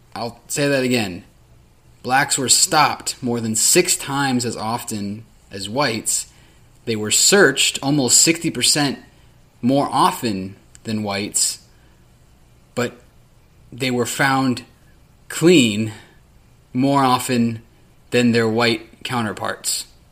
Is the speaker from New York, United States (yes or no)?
no; Sacramento, California, United States; The city of Sacramento, my hometown